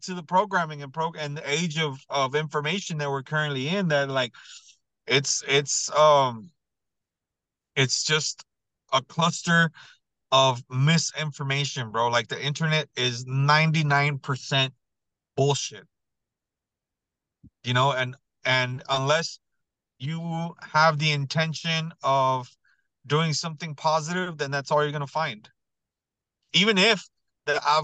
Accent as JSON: {"language": "English", "country": "Mexico", "tie": "born or raised there", "moved": "yes", "lives_now": "San Antonio, United States", "said": "I've been to Mexico like a million times, and I was born in Mexico"}